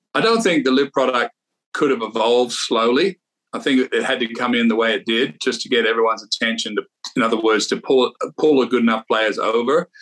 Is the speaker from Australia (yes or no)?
yes; Australia; when I was a young player growing up in Australia, used to take the train for 20 hours down to Sydney